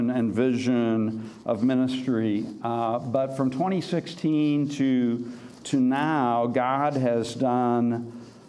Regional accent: Wisconsin, United States; also born or lived in Missouri / Sioux City, Iowa; now in St. Paul, United States; I grew up in Wisconsin and then in Missouri

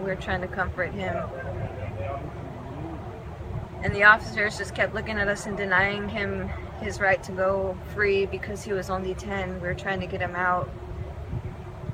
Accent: Dulce, New Mexico, United States; I'm from the Hickory Apache Nation in Dulce, New Mexico

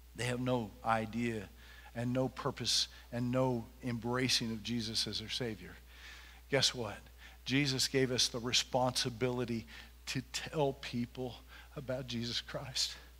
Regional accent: Junction City, United States; I am from Junction City, and there's a lot of good people in this town.

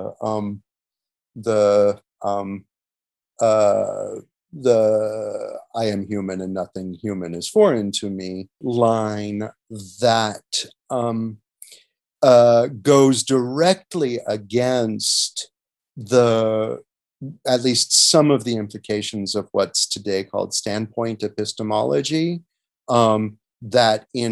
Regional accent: United States; moved away as an adult; also born or lived in Europe; assessing my home country differently in a way that I don't think I would have got to do if I'd spent my entire life in the United States

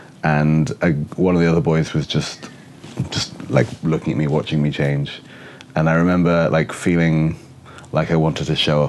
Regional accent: England, United Kingdom; born or raised there; also born or lived in Oxford / Bristol; now in Seattle, United States

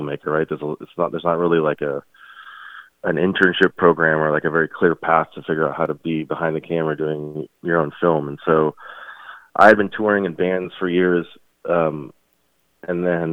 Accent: Houston, Texas, United States; we grew up in Houston.

